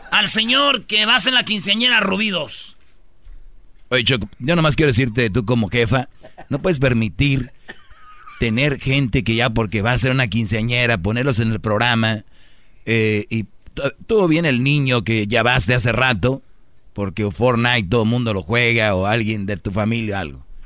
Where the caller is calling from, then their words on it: San Jose, California, United States; Desde San José, California.